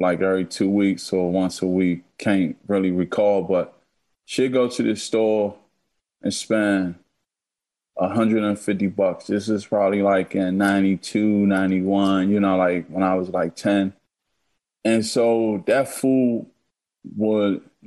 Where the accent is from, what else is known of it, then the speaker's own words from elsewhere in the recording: Washington, District of Columbia, United States; I grew up in a house, 2005 13th Street. I was born 1979. And so when I was a kid, I grew up on U Street